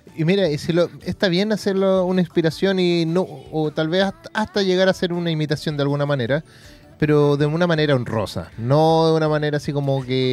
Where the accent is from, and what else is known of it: Chile